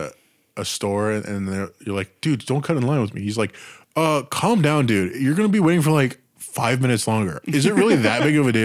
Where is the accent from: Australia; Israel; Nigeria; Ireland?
Australia; in Australia. I'm from Australia, dude.